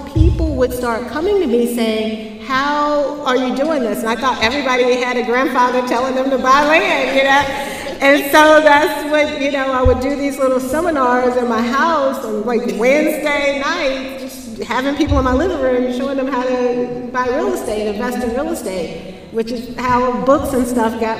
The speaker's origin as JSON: {"language": "English", "town": "Jackson", "region": "Mississippi", "country": "United States", "tie": "born or raised there", "said": "I grew up in Jackson, Mississippi"}